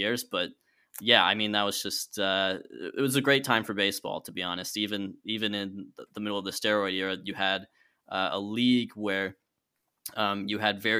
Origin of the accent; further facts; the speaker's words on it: Southeastern United States, United States; I'm in the southeastern United States. You know, I grew up in Braves country and I haven't ventured far.